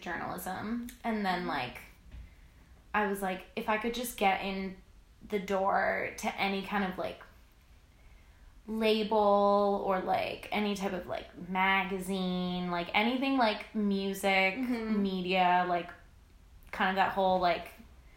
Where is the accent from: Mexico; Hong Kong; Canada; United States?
Canada; Newfoundland and Labrador; now in Halifax, Canada; We're both from Newfoundland.